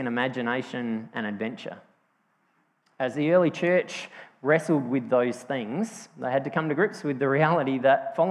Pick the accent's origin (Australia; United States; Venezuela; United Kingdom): Australia; Yorketown, South Australia; also born or lived in Strathalbyn, South Australia; I grew up on the York Peninsula, so from when I was 3 until I was 10, we lived in Yorktown on the York Peninsula, and then when I was 10, we moved to Strathalbyn, up in the hills